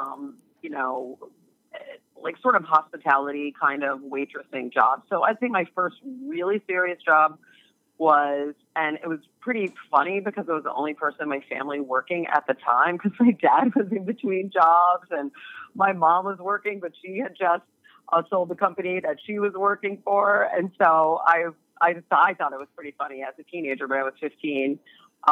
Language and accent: English; Oak Park, Illinois, United States; I was born in Oak Park, Illinois, which is a suburb of Chicago